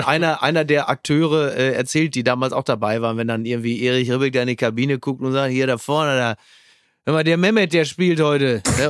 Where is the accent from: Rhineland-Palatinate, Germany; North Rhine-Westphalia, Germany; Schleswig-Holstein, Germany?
North Rhine-Westphalia, Germany; Castrop-Rauxel; mein Heimatdorf Henrichenburg